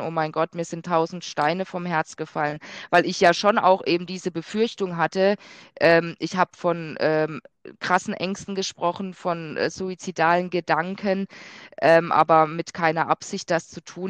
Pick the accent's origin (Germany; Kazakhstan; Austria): Germany; near Freiburg, Baden-Württemberg; moved away; ich komme ursprünglich aus Südbaden, ähm, da aus Freiburg aus der Nähe